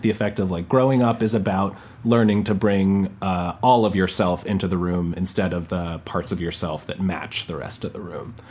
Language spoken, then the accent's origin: English; Westchester County, New York, United States; also born or lived in Boston, Massachusetts; I grew up in like in Westchester County